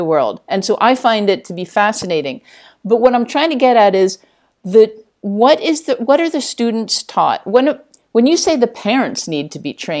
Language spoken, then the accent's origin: English; United States; now in Spain; I'm American